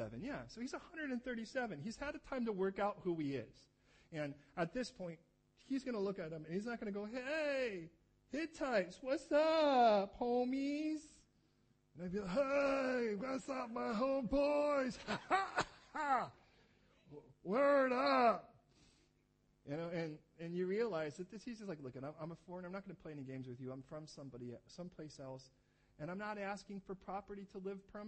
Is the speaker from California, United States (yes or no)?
yes; California, United States; moved away; I'm from California